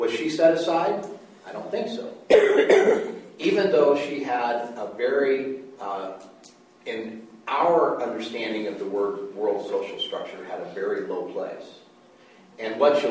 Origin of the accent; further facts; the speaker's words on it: United States; I'm a American, and part of American is that we believe in egalitarianism